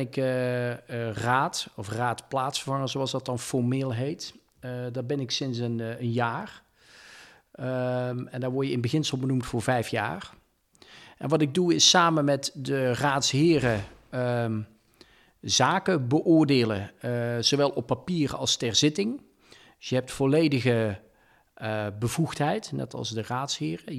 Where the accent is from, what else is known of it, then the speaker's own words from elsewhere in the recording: Dongen, North Brabant, Netherlands; accent: soft G; moved away as an adult; Eh, ik kom uit een klein dorp, Dongen, vlakbij Oosterhout-Breda. Mijn vader en moeder waren hardwerkende ondernemers. Ben daar ook in opgegroeid